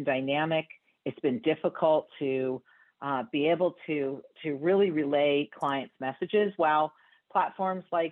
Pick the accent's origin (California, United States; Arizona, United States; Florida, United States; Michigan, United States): California, United States; San Francisco; also born or lived in New York; now in San Francisco, United States; I was born and raised in San Francisco